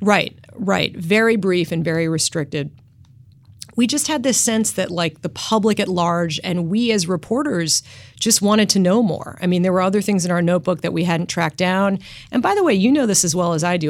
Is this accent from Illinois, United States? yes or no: no; Washington, District of Columbia, United States; I grew up in Washington, D C